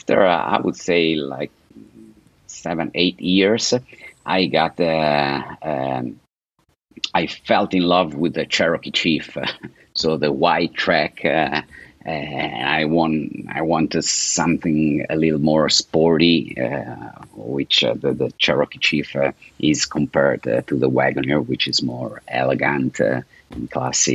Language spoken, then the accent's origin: English; Italy; English is a second language; moved away as an adult; also born or lived in California, United States / Lake Como, Italy; now in Florida, United States; I was born in Italy, and from an Italian father. My father is from Naples, and my mother is Swedish